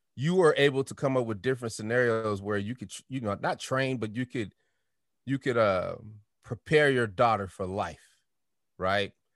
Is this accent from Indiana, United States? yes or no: no; Denver, Colorado, United States; I'm from Denver